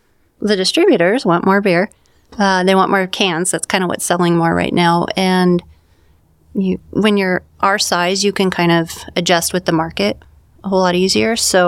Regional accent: Bend, Oregon, United States; We grew up in Bend.

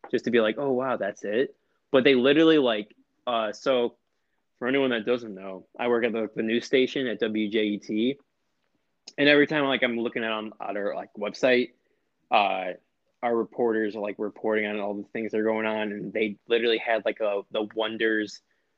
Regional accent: St. John, Indiana, United States; also born or lived in Chicago; now in Erie, United States; growing up in St. John, because St. John was literally just a crapshoot small town.

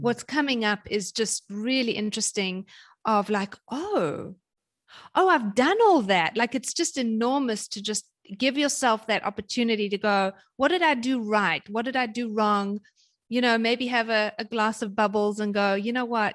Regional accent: South Africa; moved away as an adult; also born or lived in London / Germany / North Carolina / Kansas; now in Hawaii, United States; I'm South African originally

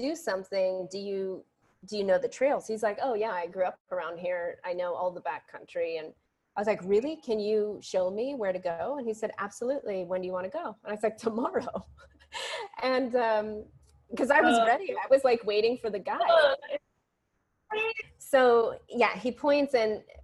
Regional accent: San Francisco, California, United States; moved away as an adult; now in Ashland, United States; I'm from San Francisco and here I am, you know, way up in Ashland

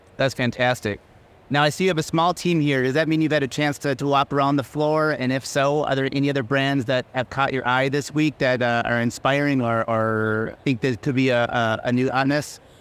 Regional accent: Minnesota, United States; home to Minnesota, to my home state.

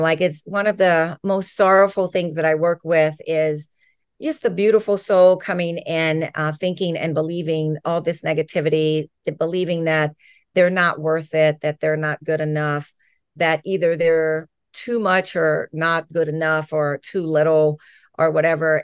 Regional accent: New Orleans, Louisiana, United States; moved away as an adult; now in Los Angeles County, United States; I grew up in Louisiana. I was born in New Orleans and then grew up right outside of New Orleans in the suburbs

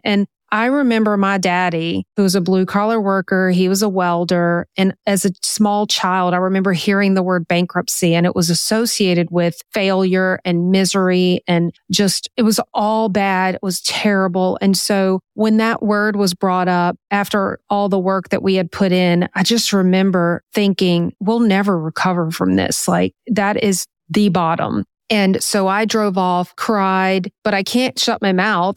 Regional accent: Louisiana, United States; also born or lived in North Carolina; we moved from North Carolina back home to Louisiana

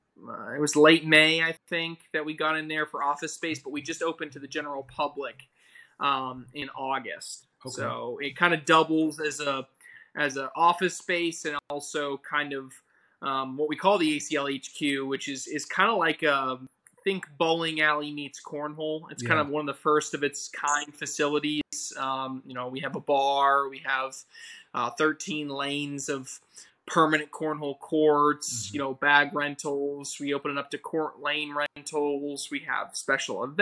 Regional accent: Charlotte, North Carolina, United States; moved away as an adult; now in Rock Hill, United States; My parents moved me down to Charlotte, North Carolina. Okay, so that's where I went to middle and high school.

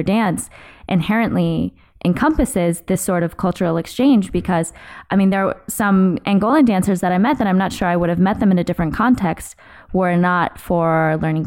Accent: Northern California, United States; I grew up in Northern California

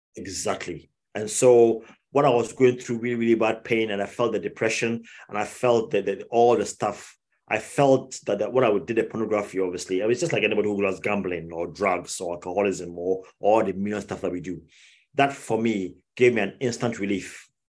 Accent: Ghana; moved away as an adult; now in United Kingdom; I grew up in Ghana. Um, I left I left the UK when I was five years old. Grew up in Ghana.

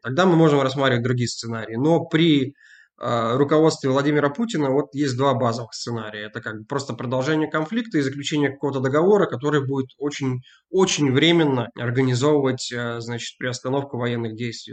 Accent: Novosibirsk, Novosibirsk Oblast, Russia; now in Glasgow, United Kingdom; я сам родом из Новосибирска

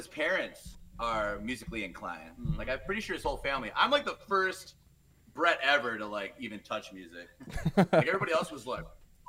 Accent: Detroit, Michigan, United States; Detroit, Michigan.

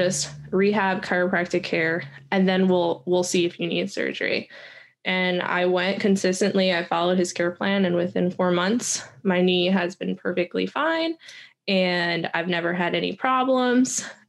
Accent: New Jersey, United States; Like, especially I'm from New Jersey.

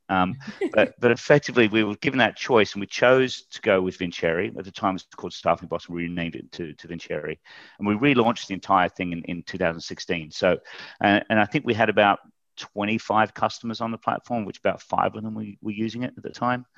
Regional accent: Australia; moved away as an adult; also born or lived in United Kingdom; I'm an Aussie. I, um, actually went to, uh, the U K when I was twenty-five and got into recruitment then

